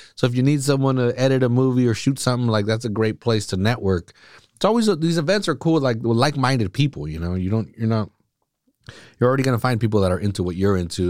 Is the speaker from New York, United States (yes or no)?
no; Salinas, California, United States; I grew up here. I grew up a, eleven, you know, from when I was born to when I was eleven. I lived on the east side